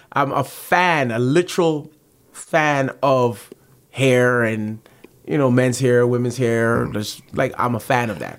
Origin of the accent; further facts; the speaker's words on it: Toronto, Ontario, Canada; also born or lived in Malton, Mississauga; I'm from the Rexdale area